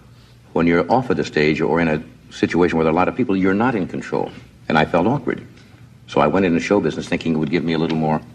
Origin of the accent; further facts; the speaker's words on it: Midwest, United States; moved away; I grew up in the Midwest, kind of a normal, I guess what you'd call normal upbringing, you know, the part of the country.